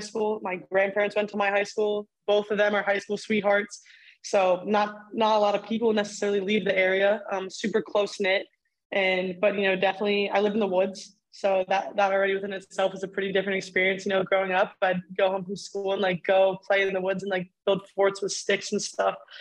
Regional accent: Reinholds, Pennsylvania, United States; moved away as an adult; Growing up in Reinholds, PA, definitely a different experience.

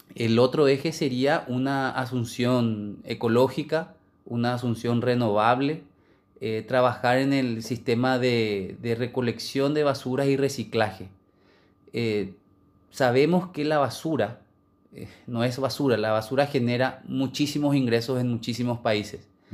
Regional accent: Paraguay; como cualquier paraguayo

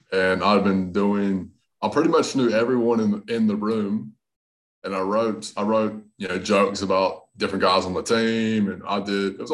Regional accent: North Carolina, United States; accent: hybrid Southern Australian; also born or lived in Australia; So I'm uh, from I'm from North Carolina, but most people, most of the comics know I got a bit of an accent. So I lived in Australia for a long time, about, about 12 years.

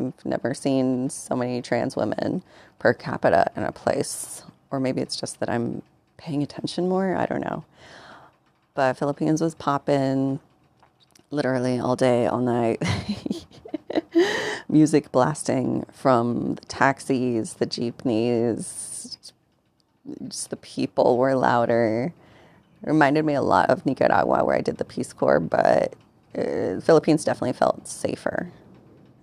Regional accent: United States; also born or lived in Mexico; I'm a formerly undocumented Mexican-American

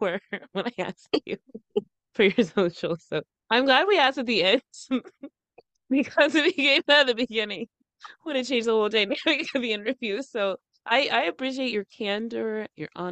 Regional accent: Northern Virginia, United States; I'm from Northern Virginia

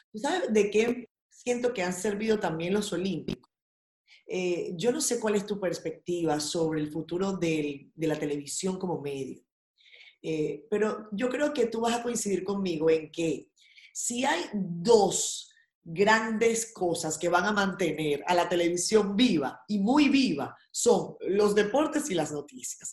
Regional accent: Venezuela; now in Dominican Republic; mi infancia navideña venezolana

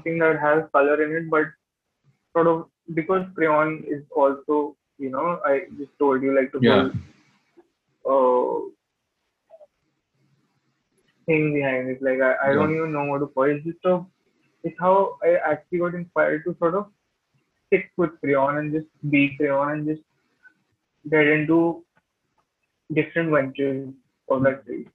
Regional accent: Gurgaon, Haryana, India; I'm from Gurgaon

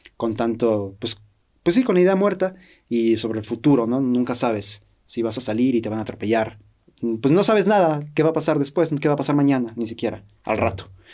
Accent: Mexico; siendo también mexicanos

